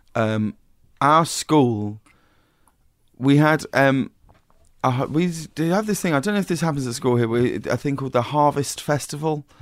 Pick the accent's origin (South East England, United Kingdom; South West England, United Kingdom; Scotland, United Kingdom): South East England, United Kingdom; High Wycombe; moved away; I grew up in a very small town called High Wycombe